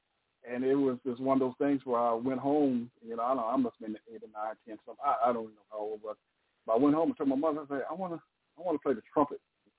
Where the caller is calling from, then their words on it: Pasadena, California, United States; Well, Pasadena, California.